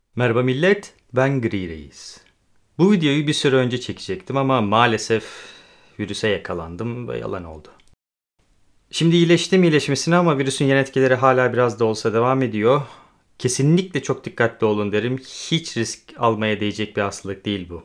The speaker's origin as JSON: {"language": "Turkish", "country": "Turkey", "tie": "born or raised there", "moved": "as an adult", "lives_now": "Poland", "said": "Türkiye'de doğdum, Türkiye'de büyüdüm ama ben hem Türk hem Gürcü vatandaşıyım"}